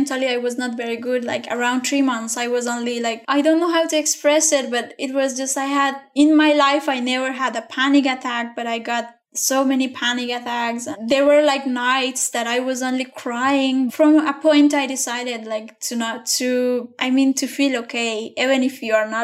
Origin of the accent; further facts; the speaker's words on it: Afghanistan; from Afghanistan